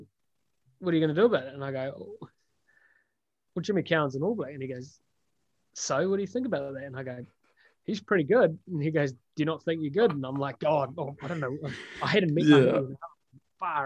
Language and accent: English; Palmerston North, Manawatū-Whanganui, New Zealand; also born or lived in Auckland; I'm from Palmy